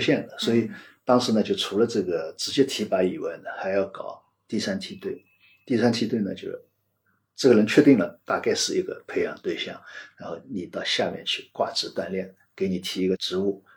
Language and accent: Chinese; Shanghai, China; 我作为上海人，因为上海人实际上是各地杂处的， 虽然大家讲上海话，但是原来的家乡不一样